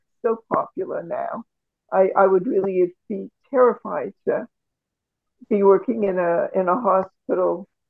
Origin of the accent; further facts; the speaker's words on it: Canada; So I feel good about being a Canadian that way.